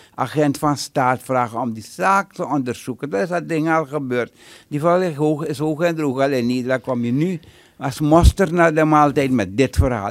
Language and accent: Dutch; Suriname; now in United States; ik ben Surinamer